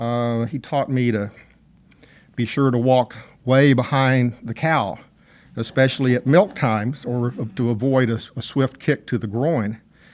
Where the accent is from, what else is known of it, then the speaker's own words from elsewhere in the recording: Texas, United States; accent: Texas accent; I will try to revert to my Texas accent for this story.